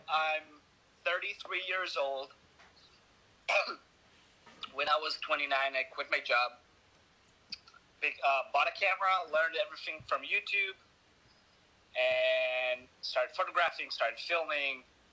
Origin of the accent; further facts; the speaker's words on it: Hod HaSharon, Central District, Israel; moved away; also born or lived in Tel Aviv; outside of Tel Aviv in my hometown, Hod HaSharon.